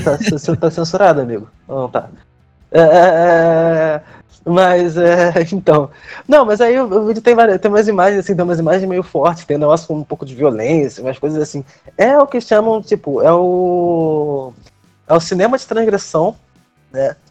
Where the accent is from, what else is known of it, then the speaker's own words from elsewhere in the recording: Rio de Janeiro, Brazil; eu sou do Rio